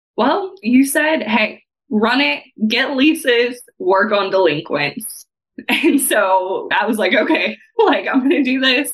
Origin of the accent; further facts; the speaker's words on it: Texas, United States; moved away as an adult; now in Evansville, United States; I grew up in Texas.